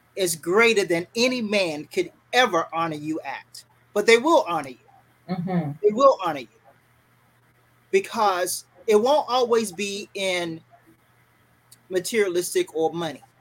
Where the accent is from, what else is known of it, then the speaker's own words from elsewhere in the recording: Fayetteville, North Carolina, United States; moved away; also born or lived in Triangle area, North Carolina; I am originally, and I I'm from Fayetteville, North Carolina. Very proud to say that. Currently living in the Triangle area